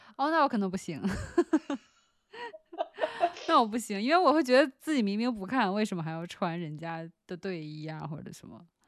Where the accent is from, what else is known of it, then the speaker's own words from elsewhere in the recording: China; 作为一个中国人